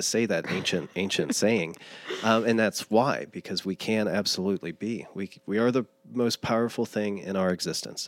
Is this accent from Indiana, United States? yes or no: yes; Lawrenceburg, Indiana, United States; In Lawrenceburg, Indiana.